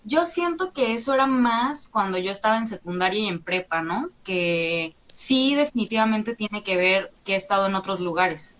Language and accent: Spanish; Mexico; soy mitad holandesa y mitad mexicana, ¿no? Entonces... Mm papá llegó a México por desde del destino de la vida y ya nunca se fue de aquí